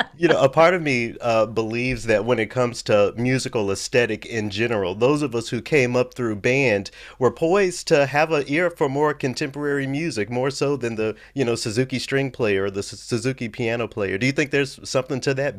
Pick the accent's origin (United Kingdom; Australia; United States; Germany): United States; Memphis, Tennessee; moved away as an adult; also born or lived in Knoxville, Tennessee / Los Angeles, California; now in Minnesota, United States; I grew up in Memphis